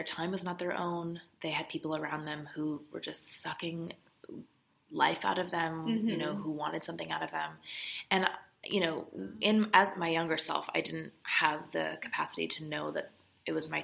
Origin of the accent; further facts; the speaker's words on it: California, United States; moved away as an adult; now in Los Angeles, United States; I'm still from California. I'm from about 2 hours away, the high desert.